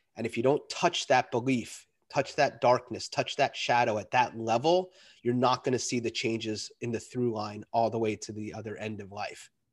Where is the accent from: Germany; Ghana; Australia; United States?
United States; New York; I grew up in New York